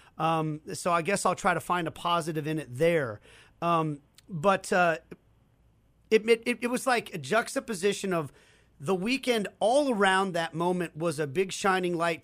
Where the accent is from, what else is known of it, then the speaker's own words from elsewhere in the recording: Kansas City, United States; I grew up in Kansas City and lived in Kansas pretty much my whole life.